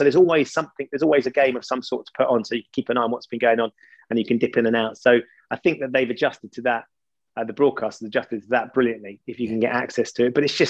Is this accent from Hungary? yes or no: no; Epping, East of England, United Kingdom; So I grew up in Epping. I was born at St. Margaret's Hospital.